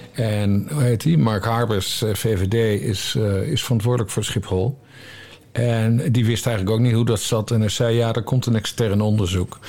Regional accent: Drachten, Friesland, Netherlands; ik ben opgegroeid in Drachten, Friesland.

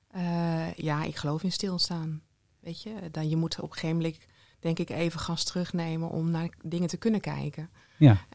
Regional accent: Sint-Oedenrode, North Brabant, Netherlands; Ik ben dus van Sint Toederode Rode.

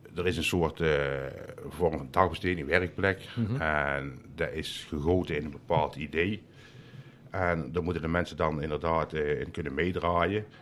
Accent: Land van Ravenstein, North Brabant, Netherlands; also born or lived in Uden; now in Mill, Netherlands; ik kom eh, oorspronkelijk eigenlijk uit het land van Ravenstein.

